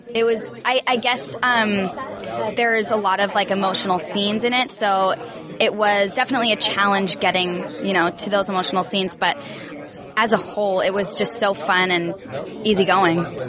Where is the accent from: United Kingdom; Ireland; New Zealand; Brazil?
New Zealand; I am from New Zealand